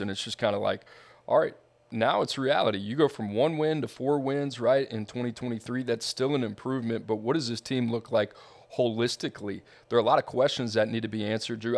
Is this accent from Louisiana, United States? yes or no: yes; Louisiana, United States; I grew up in Louisiana